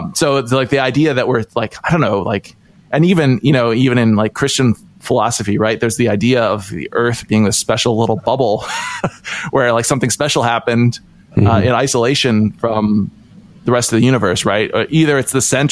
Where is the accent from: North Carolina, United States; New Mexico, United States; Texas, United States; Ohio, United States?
Ohio, United States; I grew up in Ohio, in kind of a, not even a small town setting, sort of a somewhat rural setting